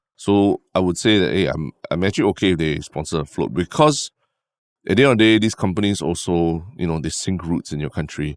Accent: Singapore; I'm Singaporean

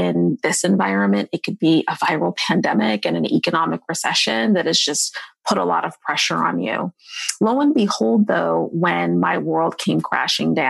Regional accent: Seattle, Washington, United States; moved away; also born or lived in Tacoma, Washington / New York; I'm from Seattle

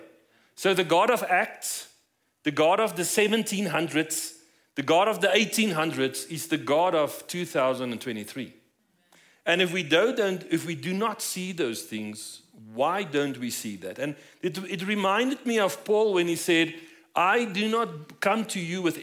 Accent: South Africa; moved away as an adult; now in Colorado Springs, United States; As you might notice from my accent, we're not from here. So we moved here about 5 years ago from South Africa.

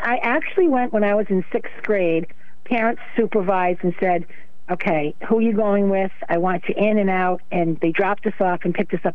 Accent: Waterford, Connecticut, United States; grew up in Waterford, but um, my family's from New London

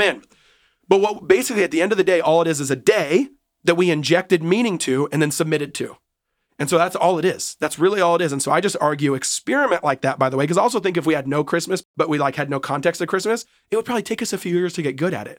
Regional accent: Seattle, Washington, United States; I was born and raised in Seattle

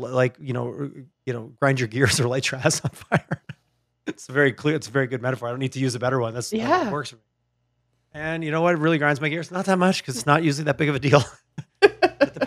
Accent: Quebec, Canada; now in Calgary, Canada; I grew up in Quebec

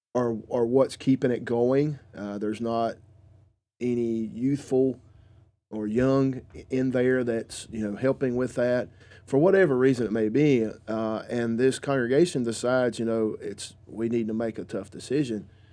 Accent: the South, United States; I am from around this area. I am from the South.

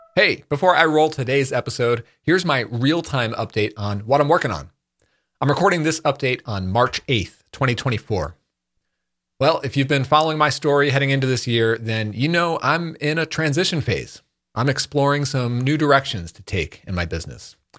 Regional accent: Northeast, United States; We're both from like the Northeast here

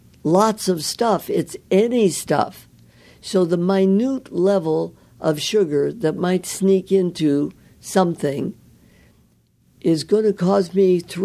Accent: Midwest, United States; I was from the Midwest.

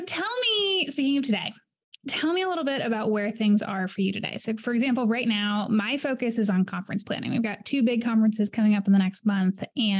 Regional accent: Mexico City, Mexico; also born or lived in London, United Kingdom; So I was born in London, grew up in Mexico City, studied abroad in Mexico and Chile, traveled a bunch.

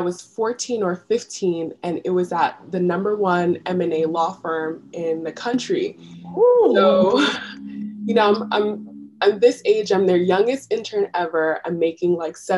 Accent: New York City, New York, United States; moved away as an adult; now in Philadelphia, United States; I was born and raised in New York City.

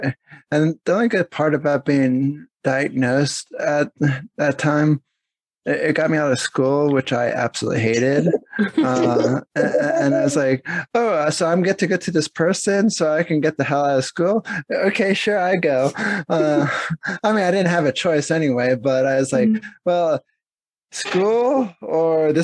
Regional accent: Pennsylvania, United States; also born or lived in New Jersey; I was born in New Jersey, but technically I grew up in Pennsylvania because I've been there the longest

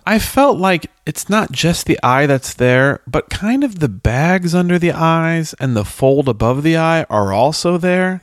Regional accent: United States; we as Americans

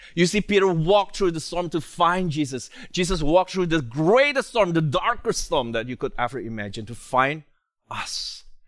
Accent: Indonesia; moved away; I come from Indonesia

